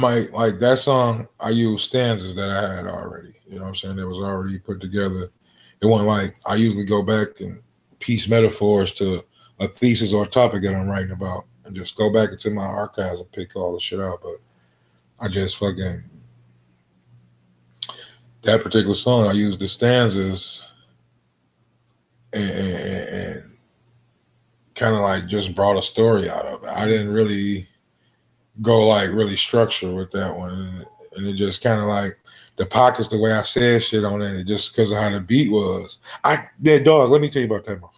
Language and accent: English; Detroit, Michigan, United States; I'm coming from Detroit.